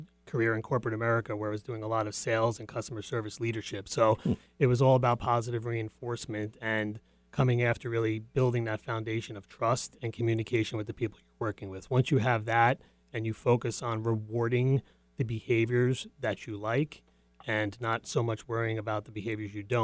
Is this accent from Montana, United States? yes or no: no; Congers, New York, United States; moved away; I'm from Congers, New York, which is actually a suburb of New York City, born and raised there